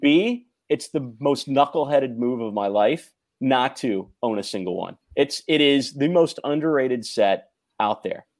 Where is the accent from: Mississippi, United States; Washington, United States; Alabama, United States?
Mississippi, United States; also born or lived in Tennessee; I was a Jewish kid growing up in Mississippi and Tennessee.